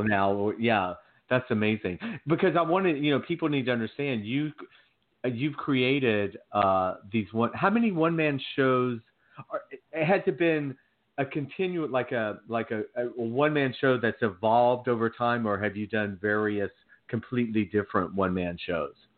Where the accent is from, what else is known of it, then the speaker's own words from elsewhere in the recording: Georgia, United States; I'm from Georgia. I, I grew up in the South